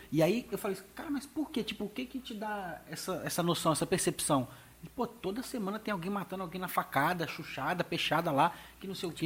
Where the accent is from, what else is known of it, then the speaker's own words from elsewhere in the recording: Espírito Santo, Brazil; eu sou capixaba, que a gente é aqui do Espírito Santo